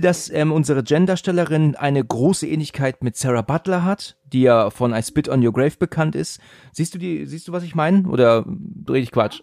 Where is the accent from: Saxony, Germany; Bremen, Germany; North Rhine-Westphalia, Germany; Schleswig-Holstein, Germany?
Schleswig-Holstein, Germany; Husum; moved away; ich bin ja aus ähm, Husum ursprünglich. Ich bin ja Norddeutscher auch